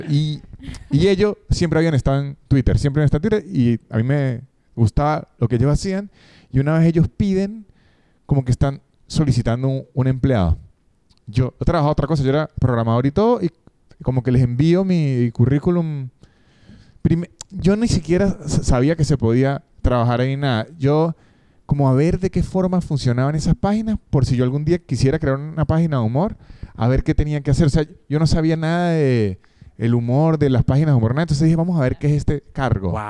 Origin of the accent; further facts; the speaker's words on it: Argentina; accent: Argentine; Espero que mi acento argentino no